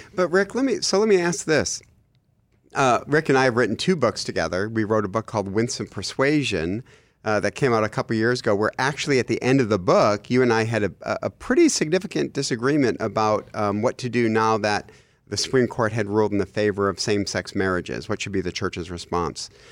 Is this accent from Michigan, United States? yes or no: yes; Michigan, United States; I'm from Michigan